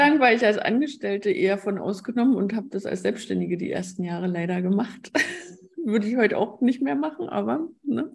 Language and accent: German; Brandenburg an der Havel, Brandenburg, Germany; Ich bin aus Brandenburg an der Havel, das ist in der Nähe von Berlin.